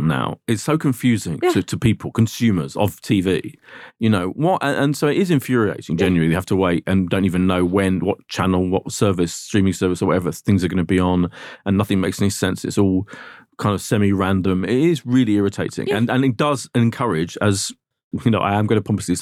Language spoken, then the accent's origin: English; Essex, East of England, United Kingdom; I'm English Jew Boy, Essex Jew Boy